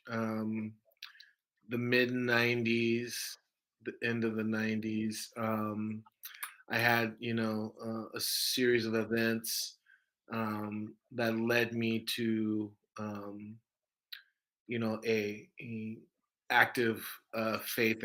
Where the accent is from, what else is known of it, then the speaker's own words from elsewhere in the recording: Orange County, Southern California, United States; I'm from Southern California. I grew up in Southern California, in the late 80s and the 90s